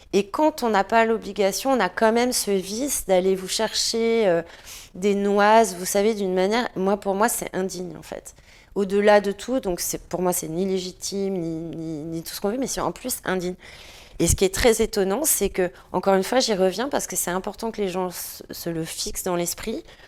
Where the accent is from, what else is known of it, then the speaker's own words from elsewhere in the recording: France; en tant que Français